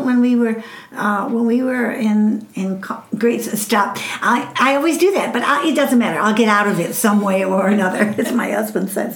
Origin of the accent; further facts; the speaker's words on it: Chicago, Illinois, United States; moved away as an adult; also born or lived in Southwest US; now in Southwest, United States; I came from Chicago